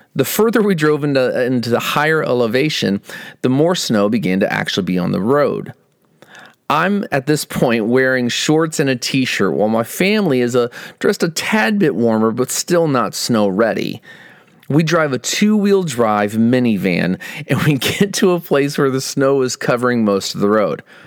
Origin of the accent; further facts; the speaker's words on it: Midwest, United States; moved away as an adult; also born or lived in Iowa / Texas; now in Northern California, United States; we grew up in the Midwest and spent the majority of our adult lives in Iowa and Texas.